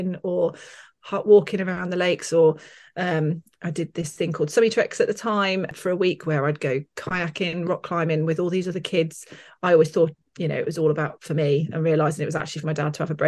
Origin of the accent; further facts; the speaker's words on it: Norfolk, East of England, United Kingdom; also born or lived in Winchester / Midlands; now in Lake District, United Kingdom; We moved to Norfolk when I was 5